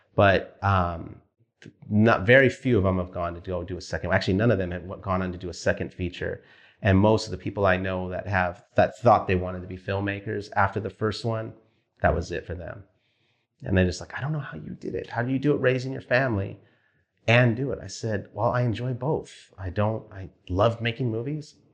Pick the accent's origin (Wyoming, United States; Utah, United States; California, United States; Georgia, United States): California, United States; Wilmington; moved away as an adult; also born or lived in Studio City, California; Wilmington where I grew up.